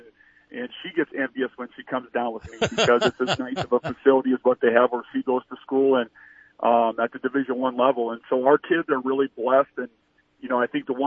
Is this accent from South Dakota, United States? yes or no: yes; Colome, South Dakota, United States; I'm a small town South Dakota kid. I grew up in Colombe, South Dakota, in the middle of our state, a town of 300 people